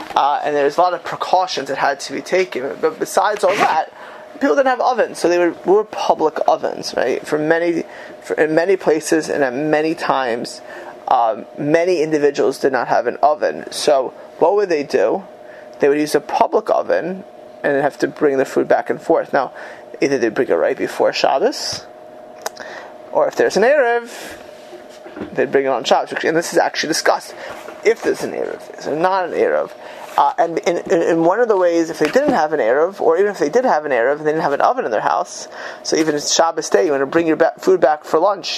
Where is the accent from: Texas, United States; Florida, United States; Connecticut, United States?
Florida, United States; Miami Beach; moved away; growing up in Miami Beach, um, in Miami Beach, Florida, where I grew up in my youth